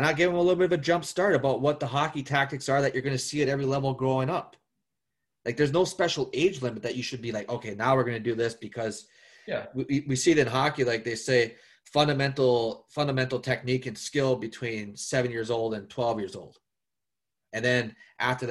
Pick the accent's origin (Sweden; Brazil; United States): United States; northern Minnesota; I'm a States boy. I'm from Minnesota